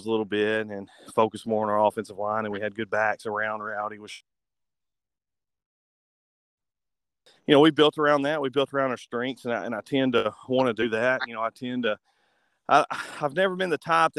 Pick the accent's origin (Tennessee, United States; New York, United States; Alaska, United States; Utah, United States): Tennessee, United States; Bruceton, West; now in Paris, United States; I grew up in Bruton, which is a really small town in West Tennessee